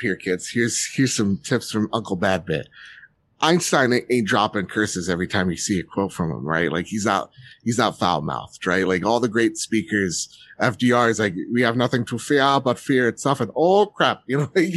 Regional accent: New Jersey, United States; I'm from Jersey, right? Mm-hmm. Parents from Jersey

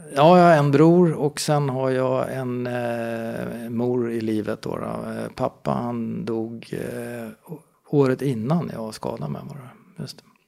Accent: Stockholm, Stockholm County, Sweden; jag är en Stockholmskille som är uppvuxen i, i Spånga. Eh, Bällsta, Vällingby, där i det området

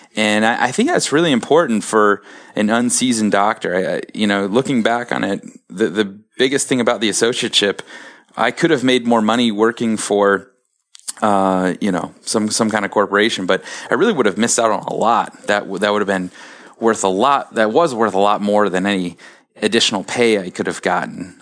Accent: Columbus, Ohio, United States; I'm from Columbus, my wife is from Cleveland, and so we wanted to stay in this area

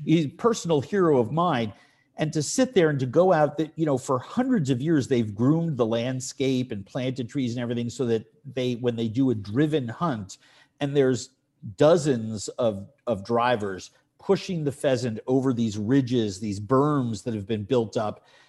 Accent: New York City, New York, United States; also born or lived in Poughkeepsie, New York; growing up in New York City in an apartment

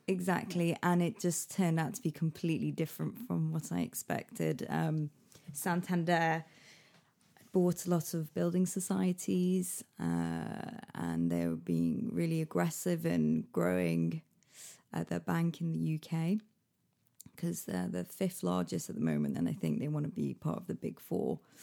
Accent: Manchester, North West England, United Kingdom; moved away as an adult; also born or lived in Liverpool; now in London, United Kingdom; I was born in Manchester. Um, I left there when I was eighteen to go to university in Liverpool

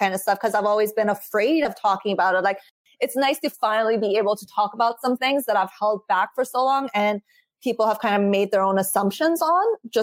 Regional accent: Vancouver, British Columbia, Canada; moved away as an adult; also born or lived in Iran; now in Toronto, Canada; I love Vancouver. It's my hometown. It's always going to be my home

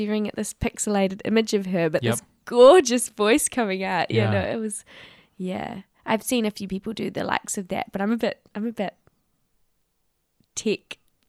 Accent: New Zealand; hey, I'm visiting from New Zealand.

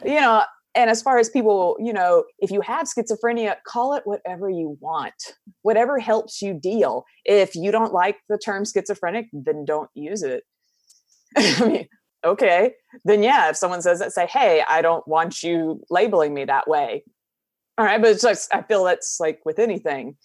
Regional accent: southern United States, United States; accent: Southern, country; I'm from the southern United States, so we have a very thick accent that I work very hard to calm down

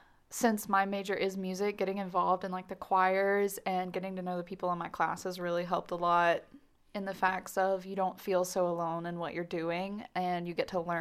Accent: Morganton, North Carolina, United States; I'm from Morganton, North Carolina.

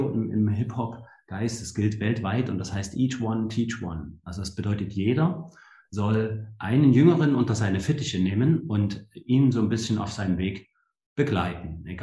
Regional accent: Leipzig, Saxony, Germany; Also sage ich, ähm, bin in Leipzig aufgewachsen, ja, also in der der ehemaligen DDR habe ich meine, meine Kindheit verbracht

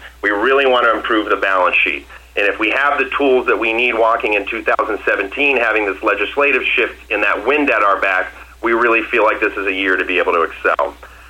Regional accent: Massachusetts, United States; Well, I know you can't tell by my accent, but I'm from Massachusetts.

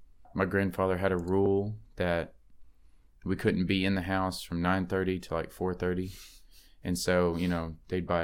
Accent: Tyler, Texas, United States; also born or lived in Fort Worth, Texas; now in Galveston, United States; I'm from Tyler, Texas, originally.

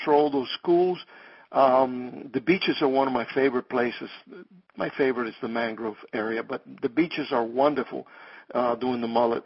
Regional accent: Cuba; moved away; I came from Cuba in 1959 with the advent of communism and all of that. But I used to fish them there when I was young

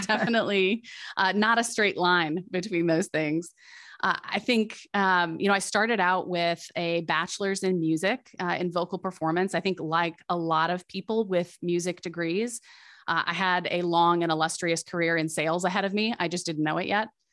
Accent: Midwest, United States; I'm a Midwesterner at heart

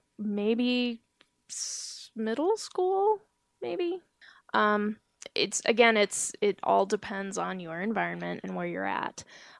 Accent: Georgia, United States; accent: southern; I told them that I was from Georgia. While I was saying this, they were able to detect a southern accent.

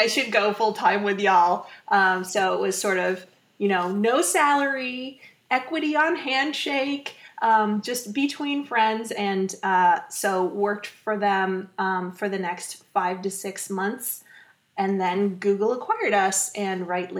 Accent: Menlo Park, California, United States; I grew up in Menlo Park

